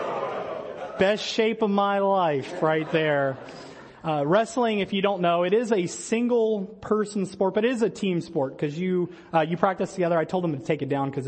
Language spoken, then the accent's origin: English; Metairie, Louisiana, United States; moved away as an adult; now in Monterey Park, United States; I'm originally from Metairie, Louisiana, and that is just outside of the city of New Orleans